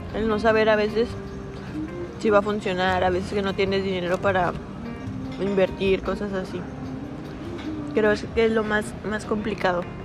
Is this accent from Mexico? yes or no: yes; Durango, Mexico; also born or lived in Canatlán, Durango; Nací en Durango, Durango. Me crié en Canatlán, Durango. Y vivo en la actualidad en Durango.